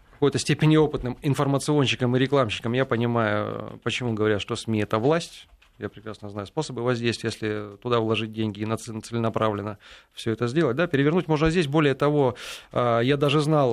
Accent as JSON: {"language": "Russian", "region": "Saint Petersburg", "country": "Russia", "also_born_or_lived": "Ukraine", "said": "я из Санкт-Петербурга"}